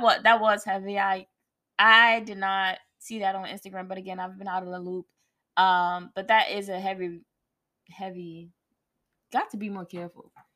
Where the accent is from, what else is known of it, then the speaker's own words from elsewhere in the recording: New Jersey, United States; moved away as an adult; I'm from Jersey. I want to go to a school closer to home